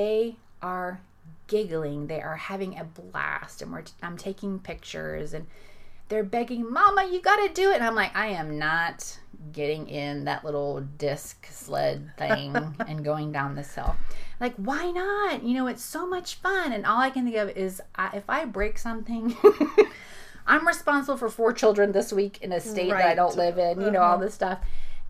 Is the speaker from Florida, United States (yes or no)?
yes; Florida, United States; I'm from Florida. I'm not used to snow